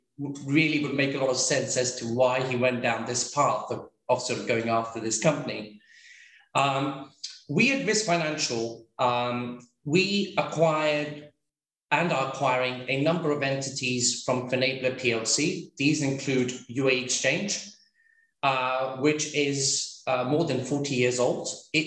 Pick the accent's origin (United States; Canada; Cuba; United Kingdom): United Kingdom; London; also born or lived in India; I was born in London, but I've lived between India and the UK. Whilst I was doing my schooling.